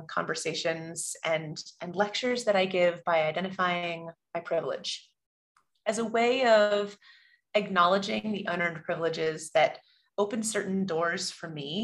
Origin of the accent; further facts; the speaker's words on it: California, United States; moved away as an adult; I grew up in California and went back east for school